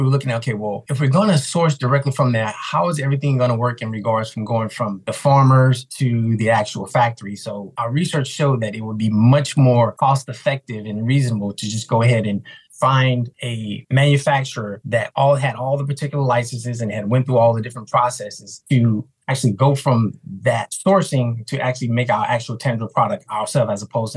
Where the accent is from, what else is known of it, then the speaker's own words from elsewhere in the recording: Houston, Texas, United States; moved away as an adult; also born or lived in New York; Originally, I'm from Houston, Texas